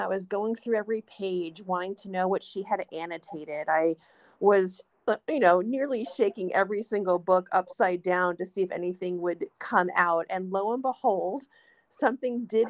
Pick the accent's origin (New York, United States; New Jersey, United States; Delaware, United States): New York, United States; New York City; I am a New Yorker. That is where I was born. It's where I live.